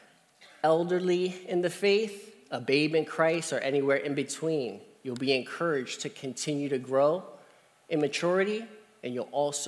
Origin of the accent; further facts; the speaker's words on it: Columbia, Pennsylvania, United States; I'm from Columbia, Pennsylvania